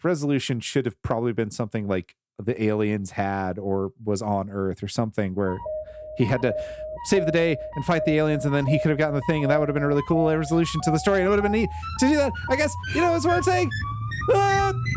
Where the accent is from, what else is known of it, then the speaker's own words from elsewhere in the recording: the South, United States; I'm from the South.